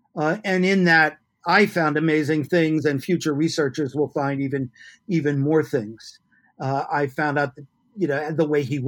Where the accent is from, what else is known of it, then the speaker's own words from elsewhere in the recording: New York City, New York, United States; now in Oregon, United States; I grew up in New York City.